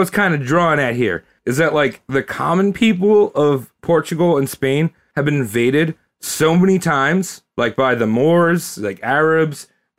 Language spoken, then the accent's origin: English; Long Island, New York, United States; I'm from Long Island.